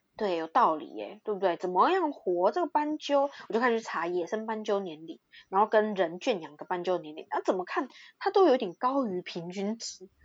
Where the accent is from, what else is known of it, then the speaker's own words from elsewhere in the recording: Taiwan; 我是在台湾长大的